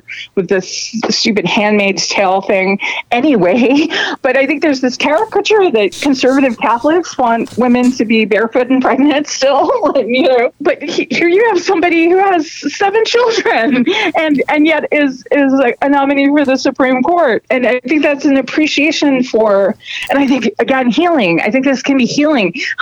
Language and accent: English; New York, United States; as a New Yorker